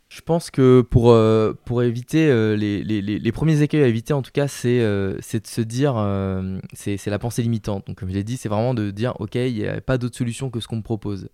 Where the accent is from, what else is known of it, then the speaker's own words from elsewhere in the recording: the South, France; accent: southern; je parle avec l'accent du sud